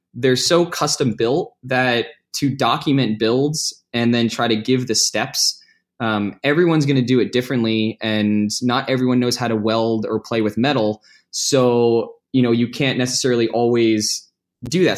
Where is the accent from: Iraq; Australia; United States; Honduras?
United States; New Jersey; I grew up in Jersey